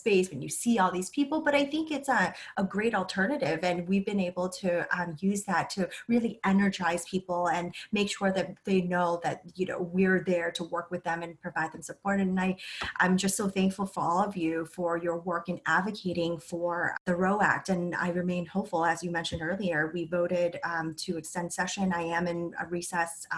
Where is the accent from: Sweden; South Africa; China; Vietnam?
Vietnam; now in United States; I'm a refugee from Vietnam